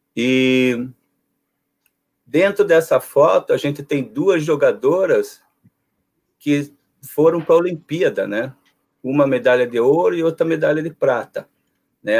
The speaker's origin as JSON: {"language": "Portuguese", "town": "Paranaguá", "region": "Paraná", "country": "Brazil", "tie": "born or raised there", "also_born_or_lived": "Curitiba", "moved": "as an adult", "lives_now": "United States", "said": "Eu cresci em Paranaguá, uma cidade do interior do Paraná, próxima a Curitiba mas fui estudar em Curitiba para fazer o segundo grau lá."}